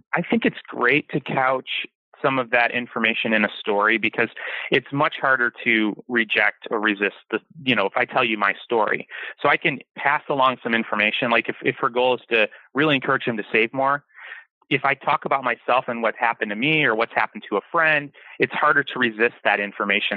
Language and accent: English; Detroit, Michigan, United States; now in Kauai, United States; I grew up in Detroit